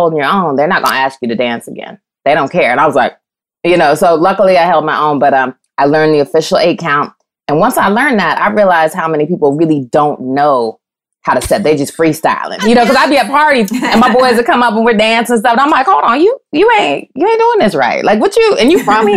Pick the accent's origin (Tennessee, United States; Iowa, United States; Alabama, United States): Iowa, United States; Des Moines; moved away as an adult; also born or lived in Chicago; now in Los Angeles, United States; I'm from Des Moines, which is the capital city